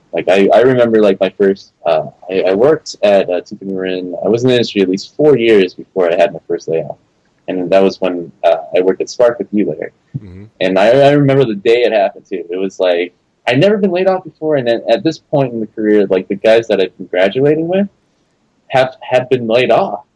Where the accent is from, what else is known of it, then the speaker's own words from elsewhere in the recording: Los Angeles, California, United States; moved away as an adult; also born or lived in San Francisco Bay Area; I moved back to LA, which is my hometown.